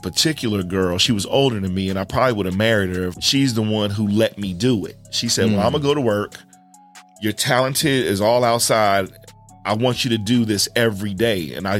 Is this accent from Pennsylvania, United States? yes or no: no; East Orange, New Jersey, United States; also born or lived in High Point, North Carolina; I'm from East Orange, New Jersey, originally. Then it got a little bit crazy there. So my mom moved us and we ended up in High Point, North Carolina, where it was crazy, too.